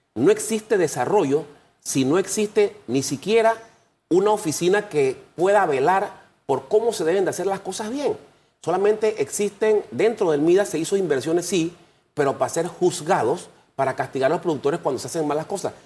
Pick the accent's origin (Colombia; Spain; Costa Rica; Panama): Panama; nosotros como panameños